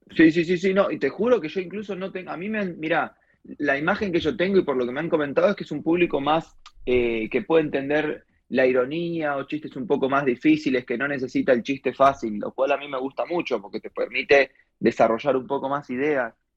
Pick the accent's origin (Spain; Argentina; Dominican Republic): Argentina; soy argentino